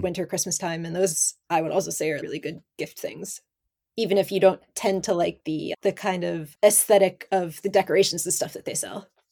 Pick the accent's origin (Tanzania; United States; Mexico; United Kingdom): United States; northern Pennsylvania; moved away as an adult; now in Japan; I grew up in America, but I was in the northern Pennsylvania